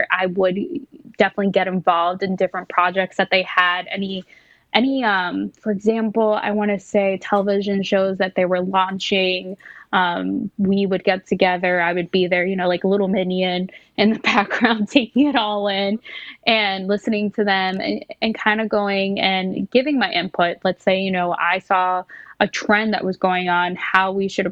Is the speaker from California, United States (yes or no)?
no; New York City, New York, United States; growing up in New York City